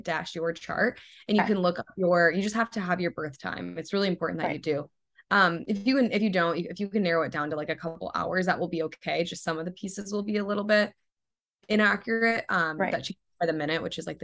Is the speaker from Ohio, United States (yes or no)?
yes; Ohio, United States; moved away as an adult; now in California, United States; growing up in Ohio and being in California